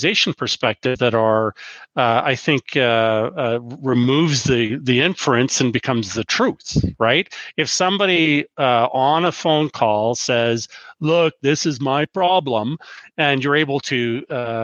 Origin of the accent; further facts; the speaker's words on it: Canada; As a Canadian